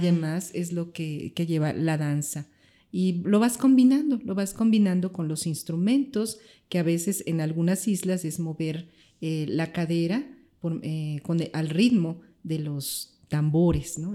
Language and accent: Spanish; Mexico; soy mexicana